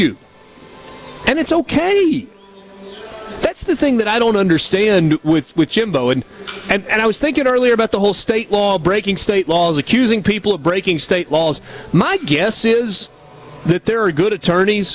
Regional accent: Georgia, United States; When I was a kid growing up in Georgia

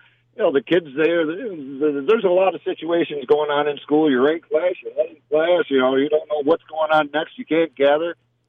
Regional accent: Rome, New York, United States; I'm from Rome.

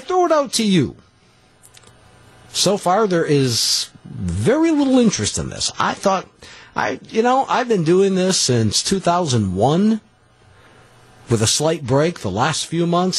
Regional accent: Green Bay, Wisconsin, United States; I'm a goofball from Green Bay

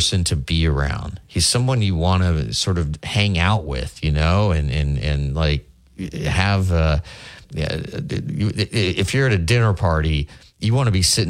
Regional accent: Lincoln, Nebraska, United States; now in Tuscaloosa, United States; my hometown of Lincoln, Nebraska

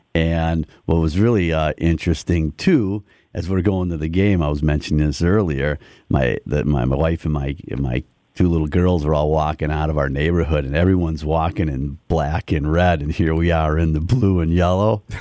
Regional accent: Milwaukee, Wisconsin, United States; now in Muskego, United States; so I'm a local guy. I grew up in Milwaukee.

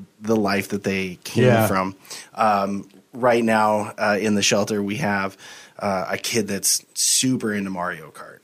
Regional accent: Helena, Montana, United States; now in Missoula, United States; I grew up in Helena

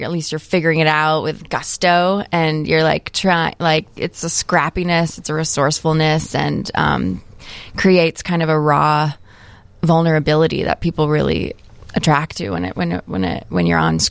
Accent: Michigan, United States; now in Chicago, United States; I'm from Michigan

